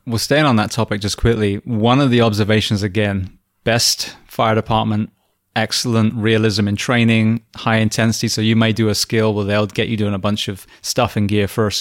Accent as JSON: {"language": "English", "region": "England", "country": "United Kingdom", "moved": "yes", "said": "I'm English"}